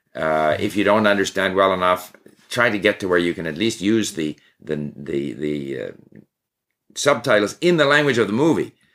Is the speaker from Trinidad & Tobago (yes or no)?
no; Montreal, Quebec, Canada; also born or lived in Sweden; I was actually born in Sweden, and at the age of five, my family moved to Canada. So I promptly forgot my Swedish and only spoke English. We spoke English at home. But, and I grew up in Montreal